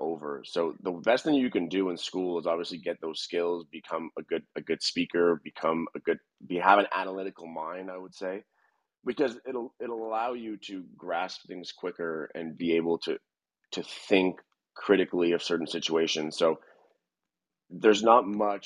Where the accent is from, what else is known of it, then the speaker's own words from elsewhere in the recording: Montreal, Quebec, Canada; moved away as an adult; now in Atlanta, United States; I'm a Canadian from Montreal that's transplanted into Atlanta right now